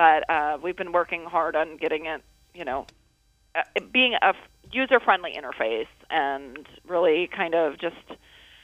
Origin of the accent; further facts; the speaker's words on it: Toledo, Ohio, United States; moved away as an adult; Toledo, born and raised.